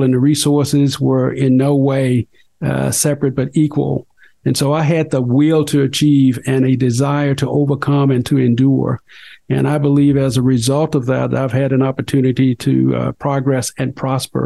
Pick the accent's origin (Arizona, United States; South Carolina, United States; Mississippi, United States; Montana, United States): Mississippi, United States; Mississippi Delta, United States; moved away; also born or lived in Colorado; I grew up in the Mississippi Delta, son of sharecroppers in the Jim Crow era.